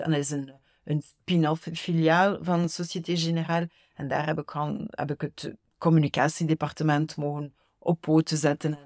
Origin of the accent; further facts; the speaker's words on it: Ghent, Flanders, Belgium; moved away as an adult; now in Versailles, France; ik ben in Gent grootgebracht